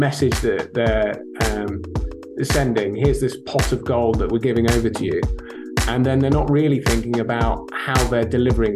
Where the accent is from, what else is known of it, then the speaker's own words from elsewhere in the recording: United Kingdom; accent: thick British; now in Rotterdam, Netherlands; my thick British accent, Michelle. I actually live in Rotterdam these days